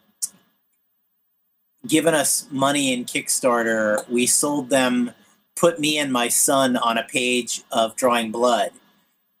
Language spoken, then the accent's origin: English; East Coast, United States; I'm from the East Coast